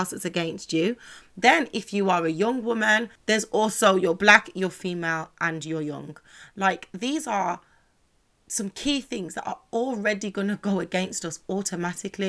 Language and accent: English; Birmingham, West Midlands, United Kingdom; I'm from Birmingham, so classic places would be Dudley Road, Soho Road